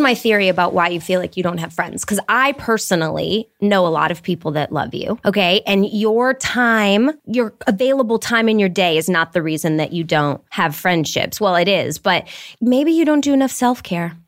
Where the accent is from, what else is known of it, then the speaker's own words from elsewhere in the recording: Detroit, Michigan, United States; moved away; I grew up in Detroit